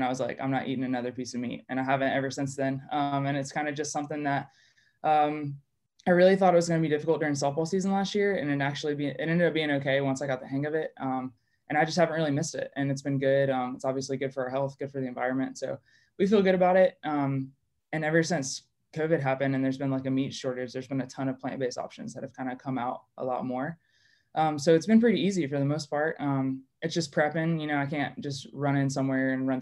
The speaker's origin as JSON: {"language": "English", "town": "Columbia", "region": "South Carolina", "country": "United States", "tie": "born or raised there", "also_born_or_lived": "Chicago area", "said": "I grew up in Columbia, South Carolina. We moved there, my mom and I moved there when I was three, so I pretty much only ever known Columbia"}